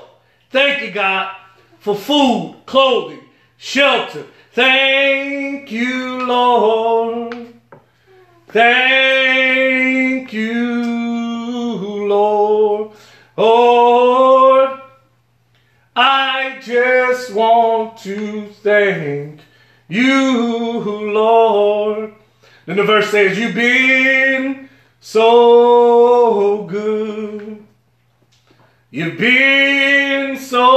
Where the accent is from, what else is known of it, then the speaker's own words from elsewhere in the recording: New Orleans, Louisiana, United States; I'm from New Orleans, Louisiana, a place with a mixture of gumbo or beliefs.